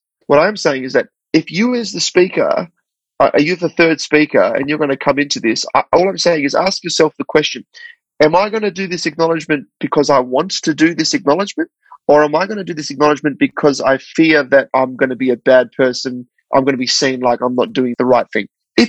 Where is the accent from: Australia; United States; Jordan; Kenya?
Australia; So as Australian people living in Australia, it's sort of this great opportunity to acknowledge country and go, actually, well, what does this mean to me?